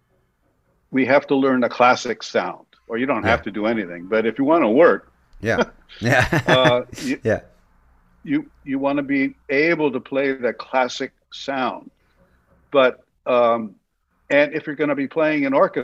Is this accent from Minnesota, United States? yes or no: no; San Francisco, California, United States; also born or lived in Los Angeles; now in New York, United States; I grew up in San Francisco in the 60s.